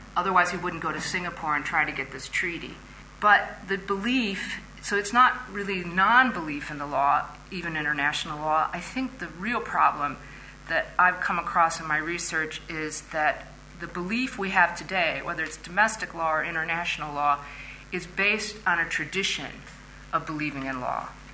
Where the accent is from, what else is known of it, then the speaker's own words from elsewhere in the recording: Indiana, United States; my home state of Indiana